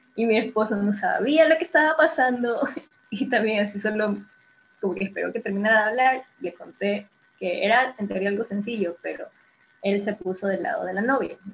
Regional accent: Guayaquil, Guayas, Ecuador; yo soy de Guayaquil

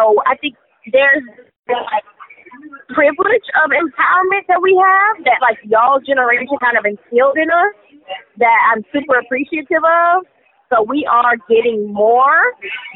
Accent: Houston, Texas, United States; now in Atlanta, United States; I'm from Houston

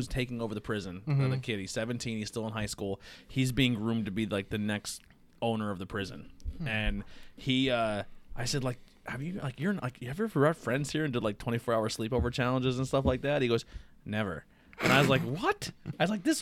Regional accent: Pottsville, Pennsylvania, United States; they're like, where are you from? And I'm like, Pottsville, home of Yuengling.

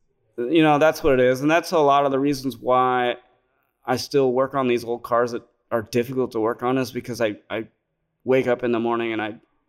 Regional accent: California, United States; I grew up in the Bay Area taking a city bus to school

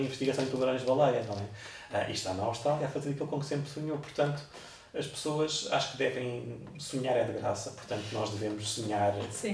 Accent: Cascais, Lisbon, Portugal; eu sou de Cascais, sempre cresci ao pé da, da, da praia

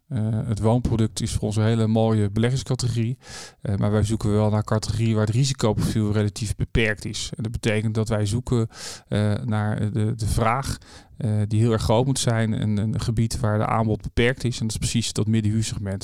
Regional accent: Rijswijk, South Holland, Netherlands; now in The Hague, Netherlands; ik ben dus geboren in Juliana Kinderziekenhuis en opgegroeid in Rijswijk

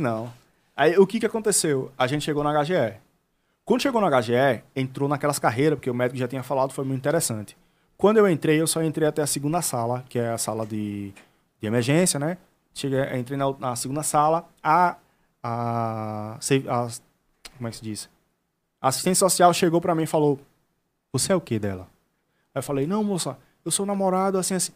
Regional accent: Penedo, Alagoas, Brazil; eu sou de Penedo

